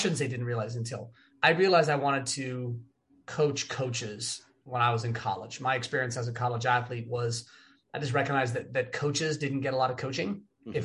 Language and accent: English; Los Angeles, California, United States; also born or lived in Wooster, Ohio; my hometown on the beach